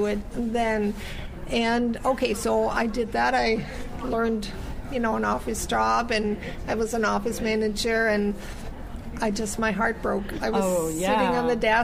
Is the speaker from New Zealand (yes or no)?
no; Germany; also born or lived in United States; now in Canada; I was born in the U.S., and then I grew up in Germany, and then I immigrated to Canada